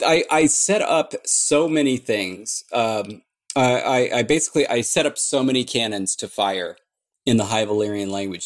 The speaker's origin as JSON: {"language": "English", "area": "Orange County", "region": "California", "country": "United States", "said": "I'm from Orange County"}